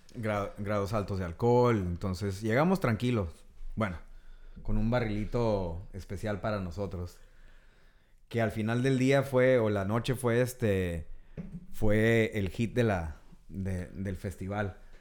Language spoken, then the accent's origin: Spanish; Tijuana, Baja California, Mexico; also born or lived in San Diego; nacimos en Tijuana, bueno, crecimos aquí y allá